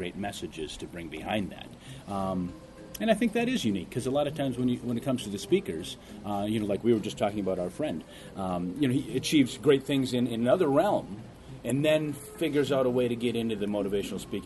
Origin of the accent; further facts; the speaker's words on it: Ortonville, Minnesota, United States; also born or lived in Seoul, South Korea; in Ortonville, Minnesota, I was the minority population